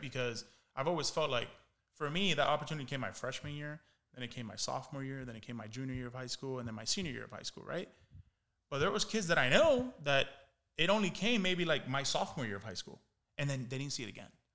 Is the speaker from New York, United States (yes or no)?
no; Miami, Florida, United States; I was from Miami. Like, I took pride saying that I played Little League in Miami